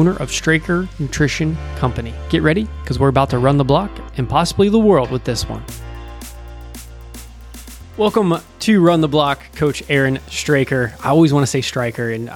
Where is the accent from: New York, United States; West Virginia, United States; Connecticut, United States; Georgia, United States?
West Virginia, United States; I'm from West Virginia